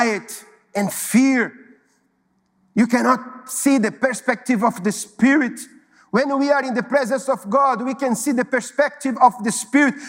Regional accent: São Paulo, Brazil; moved away as an adult; also born or lived in Recife; I was living in São Paulo. São Paulo is my hometown

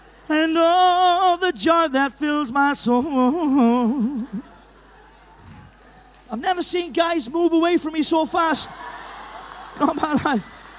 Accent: Llanelli, Wales, United Kingdom; You're checking that I am Welsh. Do you think this accent is put on, do you? I'm from Llanelli. You can't get more Welsh than that.

